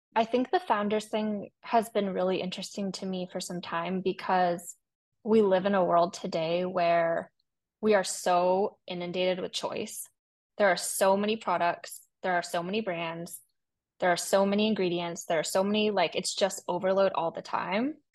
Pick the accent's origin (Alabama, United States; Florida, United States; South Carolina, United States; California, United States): California, United States; San Francisco; I'm from San Francisco. I was born and raised there